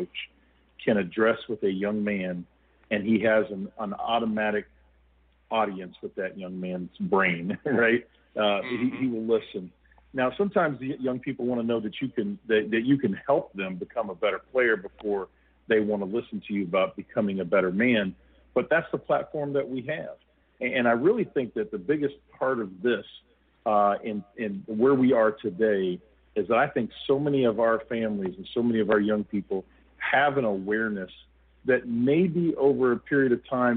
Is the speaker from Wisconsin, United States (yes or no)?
no; Wichita, Kansas, United States; moved away; Wichita State, where I grew up in Kansas